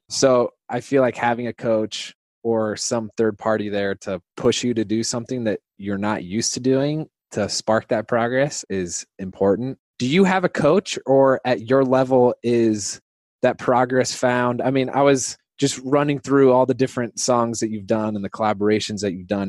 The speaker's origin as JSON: {"language": "English", "region": "Indiana", "country": "United States", "tie": "born or raised there", "said": "both Hoosiers"}